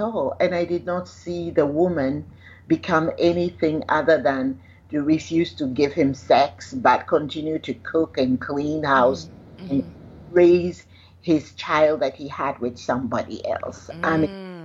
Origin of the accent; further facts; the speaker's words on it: Ghana; because I'm Ghanaian